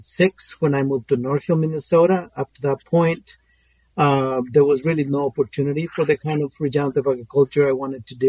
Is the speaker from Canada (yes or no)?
no; Guatemala; moved away; I'm originally from Guatemala. I grew up in the rainforest of Guatemala